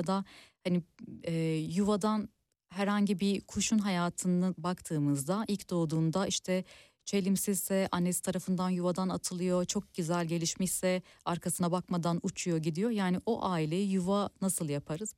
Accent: Turkey

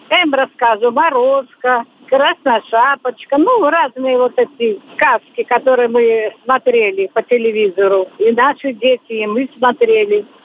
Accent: Belarus; moved away as an adult; now in Russia; Я из Беларуси приехала сюда в 87 году.

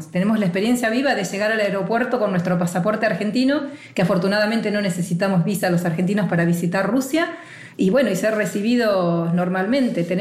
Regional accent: Basque Country, Spain; yo vengo del País Vasco, del Reino de España

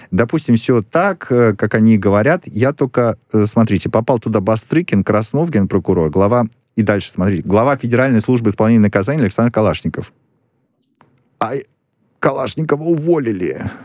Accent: Vinnytsia, Vinnytsia Oblast, Ukraine; я родился в Виннице, на Украине

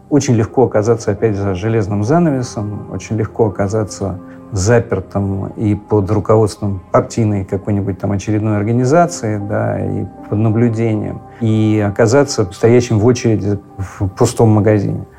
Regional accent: Moscow, Russia; мы, москвичи, а я жил как раз в Арбатских переулках, там в коммунальной квартире

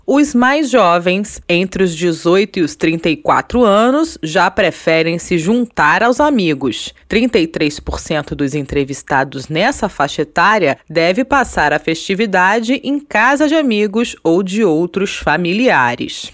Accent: Brazil; now in Portugal; nós brasileiros

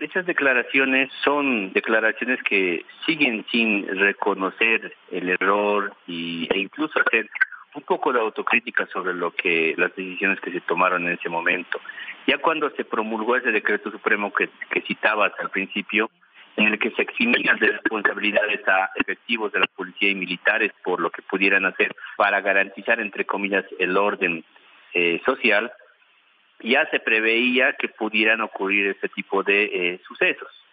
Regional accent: Bolivia; Nosotros tenemos que enfrentar como bolivianos

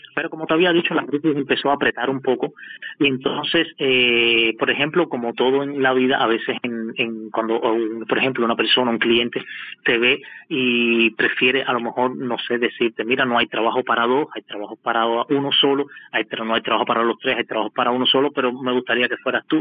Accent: Havana, Cuba; moved away as an adult; now in Moscow, Russia; soy de La Habana mismo y salí de La Habana mismo y llegué aquí a Moscú

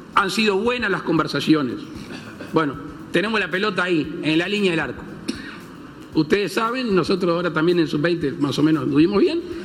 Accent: Uruguay; criollo en mi país

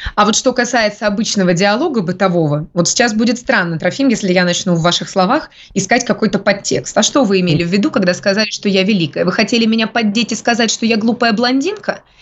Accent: a backwater near Krasnoyarsk, Krasnoyarsk Krai, Russia; moved away; я как раз из захолустья под Красноярском. Mm. Потому что я родилась в захолустье под Красноярском

